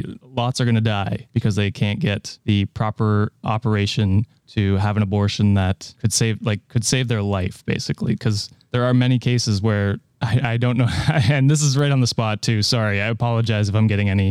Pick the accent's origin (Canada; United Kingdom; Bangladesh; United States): Canada; as a Canadian